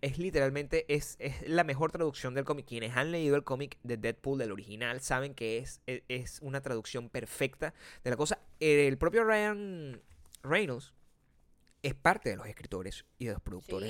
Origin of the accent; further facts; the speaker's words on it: Venezuela; moved away; 30% venezolano, venezolano